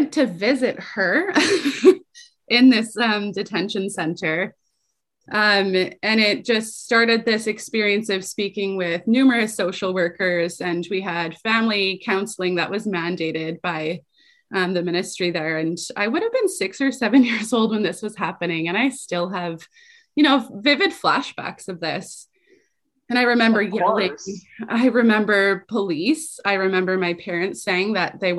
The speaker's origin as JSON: {"language": "English", "town": "Calgary", "region": "Alberta", "country": "Canada", "tie": "born or raised there", "said": "I grew up in poverty in Calgary, the youngest of five children"}